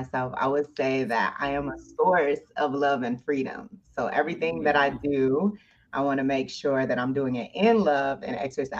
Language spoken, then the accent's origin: English; New York City, New York, United States; moved away; I'm originally from the Bronx, New York.